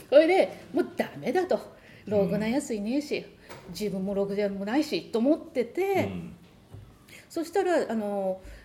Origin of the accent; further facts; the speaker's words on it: Japan; now in United States; 日本人なんで